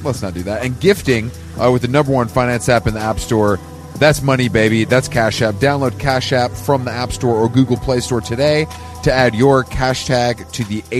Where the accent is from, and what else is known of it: Atlanta, Georgia, United States; born or raised there; moved away